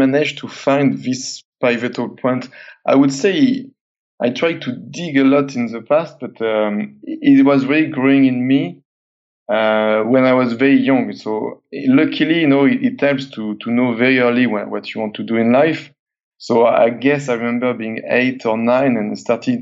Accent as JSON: {"language": "English", "region": "south of France", "country": "France", "tie": "born or raised there", "said": "living in this very small area in the south of France. And it's kind of mountainous road"}